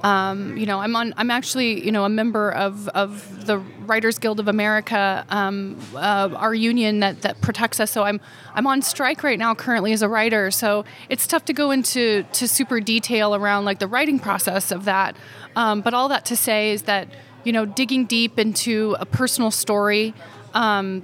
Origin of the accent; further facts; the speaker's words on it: northeastern Oklahoma, United States; moved away; also born or lived in Stillwater, Oklahoma / Missouri; I grew up kind of on the border of northeastern Oklahoma and Missouri